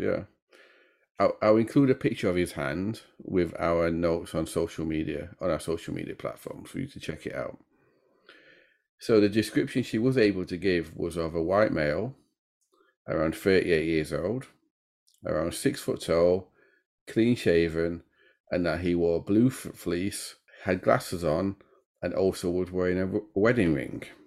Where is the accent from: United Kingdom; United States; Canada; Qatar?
United Kingdom; Sheffield, Yorkshire and the Humber; a city in the north of England, my home city, and it's in Yorkshire